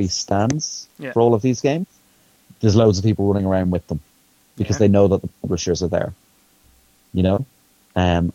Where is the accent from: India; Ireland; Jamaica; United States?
Ireland; being an Irish person working in the industry